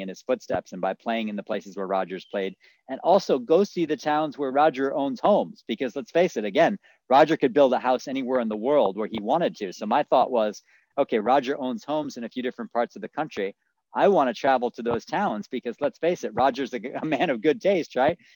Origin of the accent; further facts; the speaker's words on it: Buffalo, New York, United States; I grew up in Buffalo